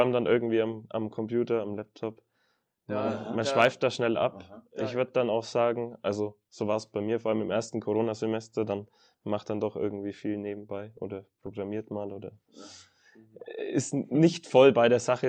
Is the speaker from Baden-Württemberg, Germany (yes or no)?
no; Nuremberg area, Bavaria, Germany; moved away as an adult; now in Kempten, Germany; ich komme ursprünglich aus der Richtung Nürnberg